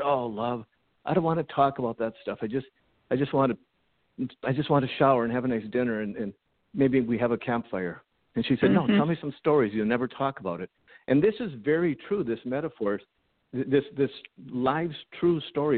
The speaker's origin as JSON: {"language": "English", "town": "Bismarck", "region": "North Dakota", "country": "United States", "also_born_or_lived": "Minnesota", "moved": "as an adult", "said": "I'm originally from Bismarck, North Dakota, went to college in, you know, Minnesota"}